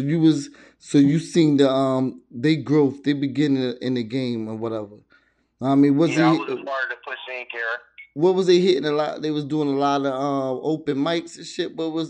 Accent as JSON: {"language": "English", "region": "East Coast", "country": "United States", "said": "I'm from the East Coast"}